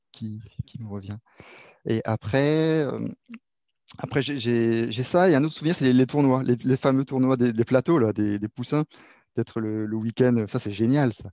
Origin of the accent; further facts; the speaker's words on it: Réunion, France; moi, je suis originaire de La Réunion et le foot, on y allait, on y allait les soirs après l'école ou le, week-end